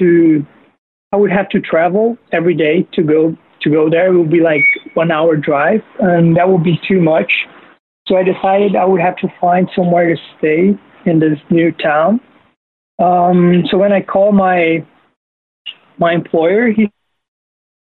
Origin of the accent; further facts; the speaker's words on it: Brazil; I'm actually from Brazil